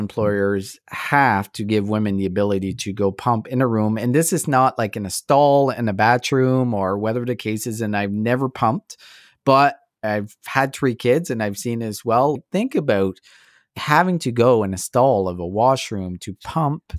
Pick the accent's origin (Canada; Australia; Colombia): Canada; I'm so proud to be Canadian.